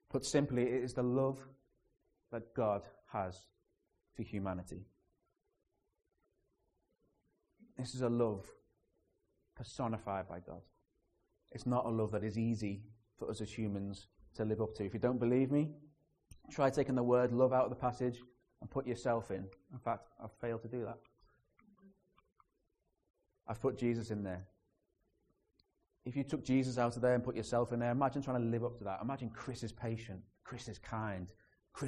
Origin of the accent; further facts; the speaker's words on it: Liverpool, North West England, United Kingdom; the city you're living in and trying to learn that language is Liverpool.